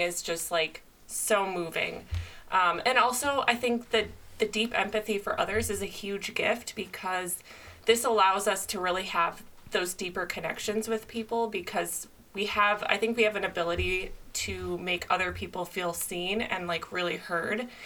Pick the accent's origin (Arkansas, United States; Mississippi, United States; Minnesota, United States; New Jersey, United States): Minnesota, United States; moved away as an adult; now in California, United States; I moved to California when I was 22. I grew up in Minnesota